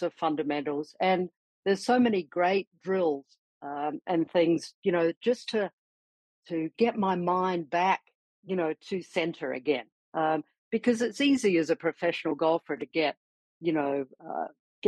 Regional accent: Adelaide, South Australia, Australia; also born or lived in Perth, Western Australia; I was born in Perth, actually raised in Adelaide, you know, from about the age of 2.5. So I know I was born in Western Australia, but I consider myself more of a South Australian

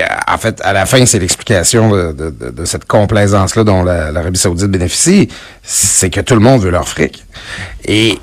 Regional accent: Quebec, Canada; j'ai été élevé au Lac-Saint-Jean, on n'avait pas de Steinberg

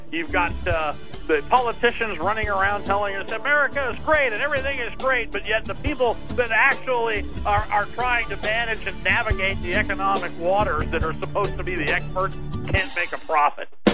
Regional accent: Iowa, United States; moved away; I'm from Iowa originally

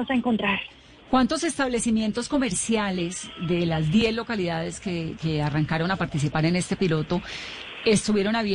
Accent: Bogotá, Colombia; Yo creo que los bogotanos estamos listos para gozándolo también.

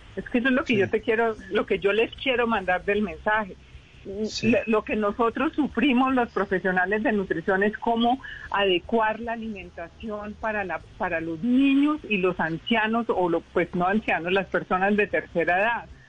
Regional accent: Colombia

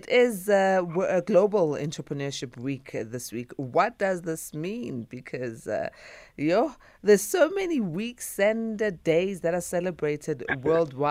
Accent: South Africa

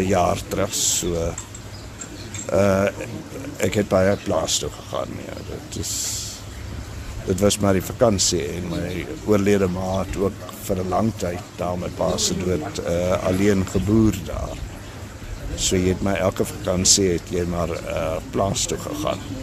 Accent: Prieska, Northern Cape, South Africa; moved away; ek is van Prieska, ja, daar gebore en daar groot geword en skool gegaan en alles.

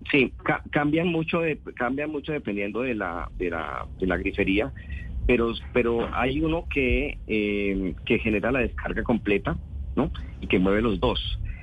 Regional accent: Colombia

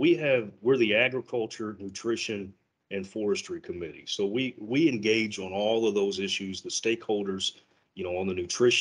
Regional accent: Louisville, Kentucky, United States; moved away as an adult; also born or lived in Ohio; I'm a Kentucky native. My family was from just right outside of Louisville near Fort Knox. My grandmother grew up on a small tobacco and cattle farm, and I grew up in Louisville.

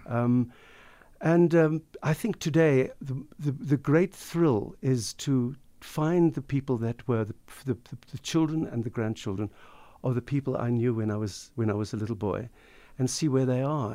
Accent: Pinelands, Western Cape, South Africa; growing up in South Africa, growing up in Pinelands

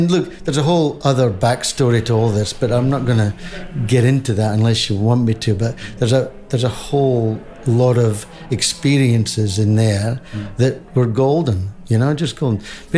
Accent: Whangarei, Northland, New Zealand; Because here we are from Wongere in New Zealand, going to the Big Smoke.

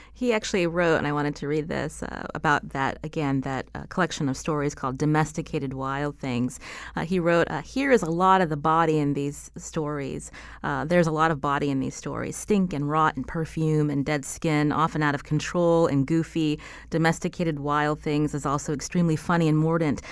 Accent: Pennsylvania, United States; I come from Pennsylvania, also, uh, near, uh, you know, Rust Belt City

